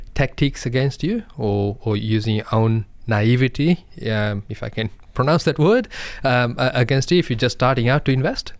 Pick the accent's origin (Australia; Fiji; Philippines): Fiji; I'm from Indian background from Fiji, but originally my grandparents from India.